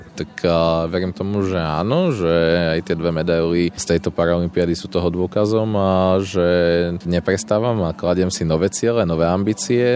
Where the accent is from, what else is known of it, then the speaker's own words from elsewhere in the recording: eastern Slovakia, Slovakia; sme aj z východného Slovenska